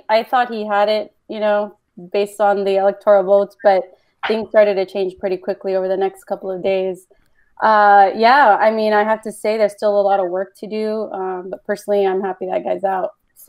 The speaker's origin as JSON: {"language": "English", "town": "Los Angeles", "region": "California", "country": "United States", "tie": "born or raised there", "said": "I'm from Los Angeles, born and raised here."}